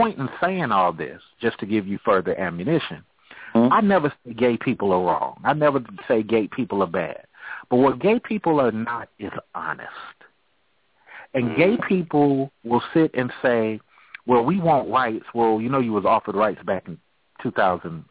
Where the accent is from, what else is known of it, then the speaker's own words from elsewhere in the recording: California, United States; I grew up in California